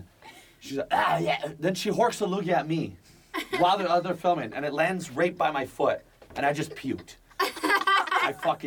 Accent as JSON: {"language": "English", "country": "Canada", "also_born_or_lived": "Toronto", "moved": "as an adult", "lives_now": "Los Angeles, United States", "said": "as a Canadian"}